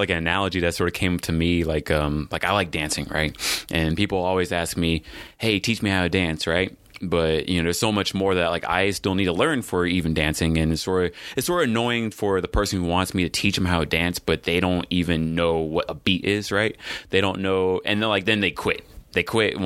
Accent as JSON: {"language": "English", "region": "Texas", "country": "United States", "said": "I'm from Texas"}